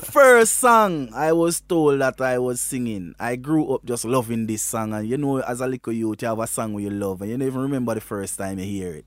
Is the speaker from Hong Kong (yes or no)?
no; Westmoreland, Jamaica; moved away as an adult; now in Germany; I am from Westmoreland in Jamaica, you know. Westmoreland is a little rural district called Bart District in Westmoreland, there where my grandfather was a cane cutter and I grew with my grandparents